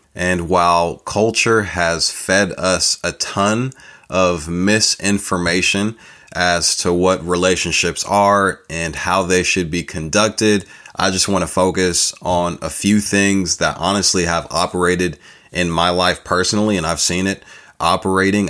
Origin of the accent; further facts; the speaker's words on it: California, United States; accent: California; This accent chose me, you know, living out in California